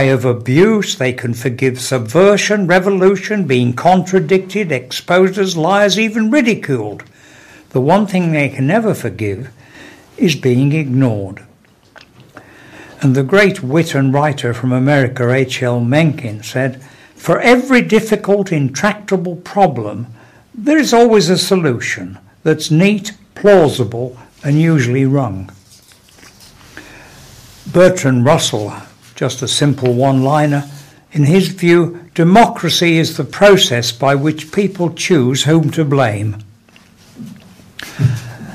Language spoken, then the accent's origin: English; Smethwick, West Midlands, United Kingdom; I'm originally from Smethwick. I do try not to boast about it, but Smethwick is really a sort of buffer state between Birmingham and the real black country. But it does mean I was brought up with a good knowledge of the black country attitude